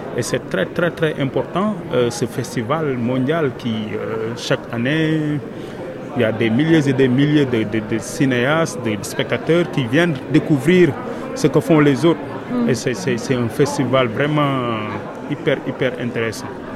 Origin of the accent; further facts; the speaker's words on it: Senegal; je viens du Sénégal